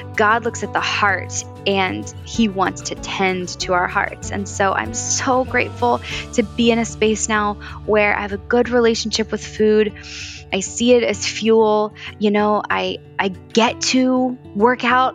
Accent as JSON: {"language": "English", "town": "Valley Forge", "region": "Pennsylvania", "country": "United States", "tie": "born or raised there", "also_born_or_lived": "Los Angeles", "moved": "as an adult", "lives_now": "New York City, United States", "said": "I grew up just outside of Philadelphia in Valley Forge, Pennsylvania"}